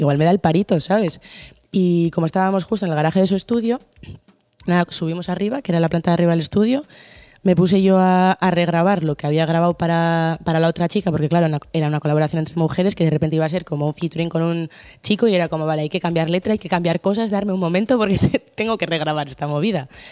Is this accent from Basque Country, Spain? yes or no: yes; Bilbao, Basque Country, Spain; soy de Bilbo